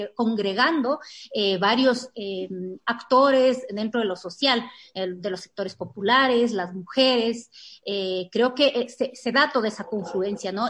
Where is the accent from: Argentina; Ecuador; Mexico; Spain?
Ecuador; como ecuatorianos y ecuatorianas